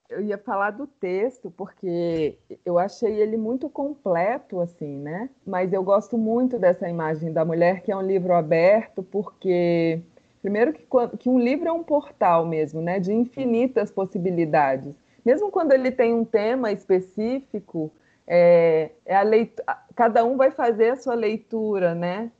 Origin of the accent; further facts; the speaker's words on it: Brasília, Federal District, Brazil; sou brasiliense, amo ser brasiliense